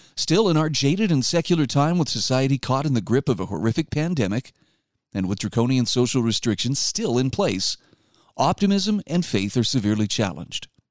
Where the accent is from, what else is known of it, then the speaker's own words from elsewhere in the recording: Utah, United States; my home state of Utah